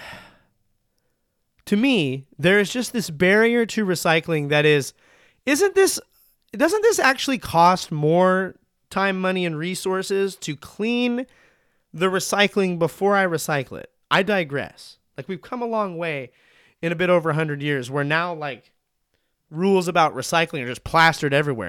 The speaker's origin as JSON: {"language": "English", "region": "Montana", "country": "United States", "tie": "born or raised there", "moved": "yes", "lives_now": "Oregon, United States", "said": "I'm from Montana"}